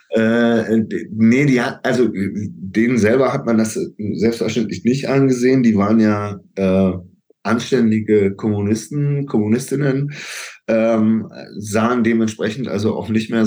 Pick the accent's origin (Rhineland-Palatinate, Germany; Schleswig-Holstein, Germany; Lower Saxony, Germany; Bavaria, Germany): Bavaria, Germany; Kempten; also born or lived in Augsburg; ich bin geboren in Augsburg und wir haben dann aber in Kempten gelebt.